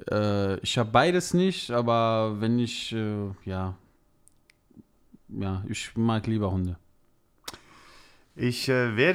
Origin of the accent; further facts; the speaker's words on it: Rhineland, Germany; da es meine Heimat ist, äh, sage ich ganz klar Rheinland.